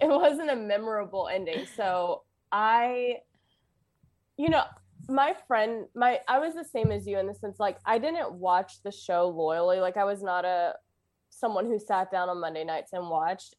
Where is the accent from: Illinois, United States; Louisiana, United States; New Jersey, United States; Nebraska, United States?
Louisiana, United States